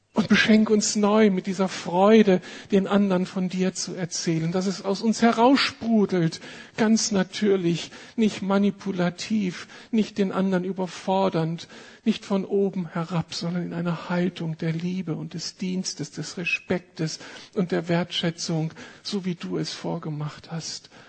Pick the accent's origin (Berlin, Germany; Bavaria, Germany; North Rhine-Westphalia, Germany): Berlin, Germany; Wir als Berliner